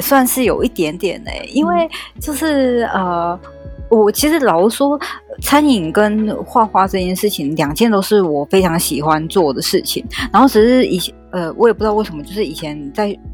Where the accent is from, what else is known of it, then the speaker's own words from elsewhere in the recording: Taichung, Taiwan; moved away as an adult; now in Taipei, Taiwan; 在二零一五之前，我在我的家乡，我的家乡在台中哦，然后是二零一五之后我来台北